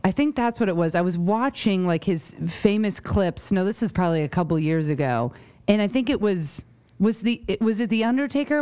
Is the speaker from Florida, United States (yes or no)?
no; New York, United States; moved away; also born or lived in Connecticut / Rhode Island; I grew up in New York